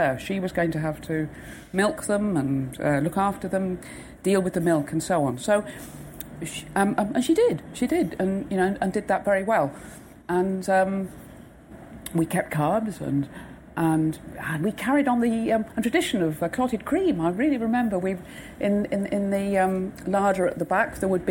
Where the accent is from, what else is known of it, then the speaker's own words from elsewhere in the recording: West Devon, South West England, United Kingdom; now in Wales, United Kingdom; I was brought up in the West Devon